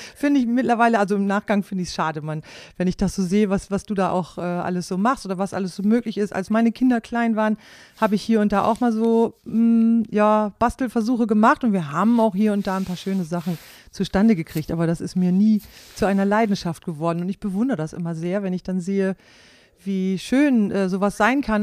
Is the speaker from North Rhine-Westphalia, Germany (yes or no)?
no; Klostermoor, Lower Saxony, Germany; born or raised there; moved away as an adult